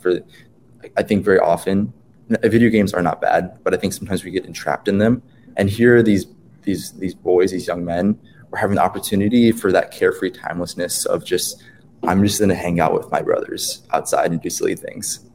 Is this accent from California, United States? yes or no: no; Wisconsin, United States; I'm from Wisconsin